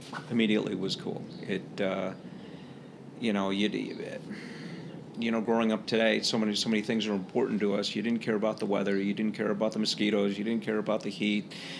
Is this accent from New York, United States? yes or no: no; Glencoe, Illinois, United States; I was from Glencoe